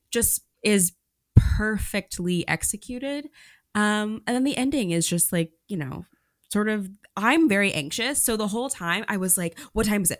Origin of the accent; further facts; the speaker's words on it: Oklahoma, United States; moved away; I'm from Oklahoma